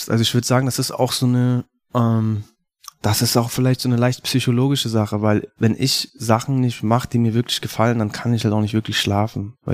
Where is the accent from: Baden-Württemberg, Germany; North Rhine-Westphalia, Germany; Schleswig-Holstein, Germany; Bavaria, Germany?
Bavaria, Germany; Munich; Ich bin ein gebürtiger Münchner Künstler.